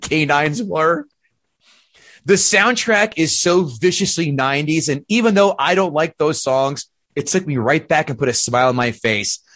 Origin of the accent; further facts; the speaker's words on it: New Jersey, United States; two guys from Jersey